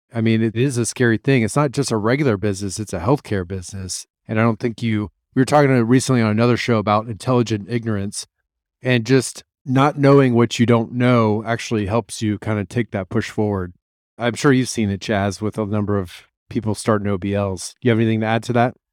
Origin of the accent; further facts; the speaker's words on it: Columbus, Ohio, United States; moved away; I'm from Columbus, Ohio